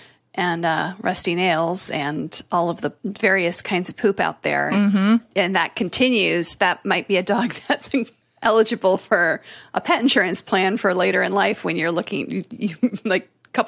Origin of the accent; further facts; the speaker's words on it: Connecticut, United States; I grew up in Connecticut, where everybody was in the insurance industry.